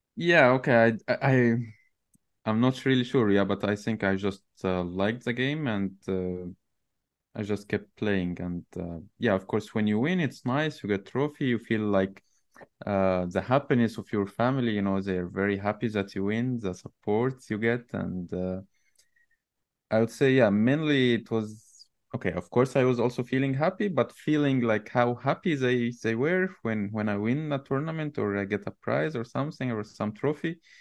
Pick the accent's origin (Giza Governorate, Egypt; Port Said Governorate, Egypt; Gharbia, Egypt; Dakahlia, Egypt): Gharbia, Egypt; Tanta; so in Egypt, I'm, I'm not from Cairo originally. I'm from a city called Tanta, which is, uh, between Cairo and Alexandria.